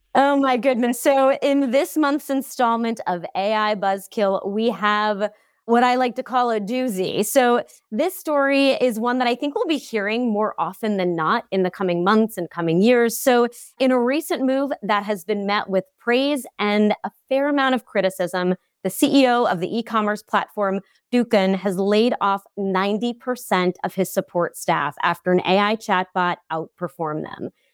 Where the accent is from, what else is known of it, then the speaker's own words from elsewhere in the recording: Long Island, New York, United States; I'm also from Long Island, New York